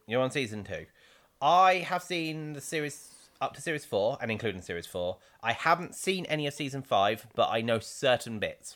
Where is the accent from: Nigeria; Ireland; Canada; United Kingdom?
United Kingdom; England; being English